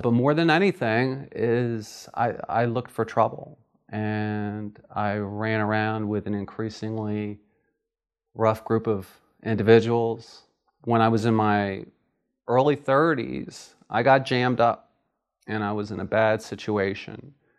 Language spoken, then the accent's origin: English; Philadelphia, Pennsylvania, United States; I'm from Philadelphia, Pennsylvania